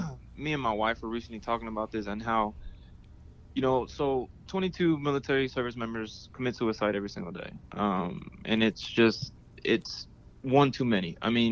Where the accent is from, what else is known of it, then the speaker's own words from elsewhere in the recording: Houston, Texas, United States; Houston, Texas.